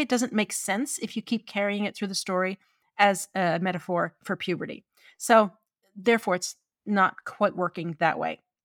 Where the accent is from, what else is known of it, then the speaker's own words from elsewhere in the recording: St. John's, Newfoundland and Labrador, Canada; I'm from Newfoundland and I am a townie. I am called a townie 'cause I am from the capital city.